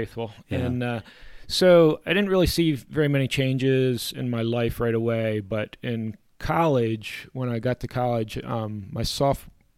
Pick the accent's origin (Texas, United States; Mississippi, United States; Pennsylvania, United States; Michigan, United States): Pennsylvania, United States; Middletown; moved away as an adult; now in Mexico; I grew up in Middletown, Pennsylvania